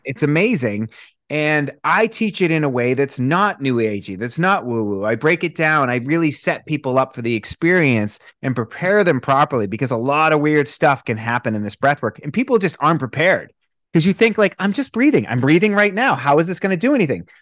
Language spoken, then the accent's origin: English; Boston, Massachusetts, United States; moved away; I'm from Boston originally